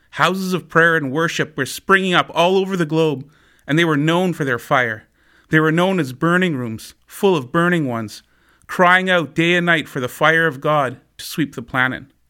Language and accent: English; Winkler, Manitoba, Canada; Winkler's my hometown, a small town of maybe about thirteen thousand people